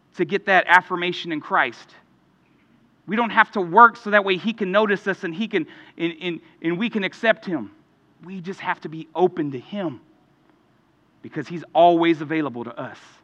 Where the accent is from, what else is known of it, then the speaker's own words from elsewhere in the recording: Houston, Texas, United States; growing up in Houston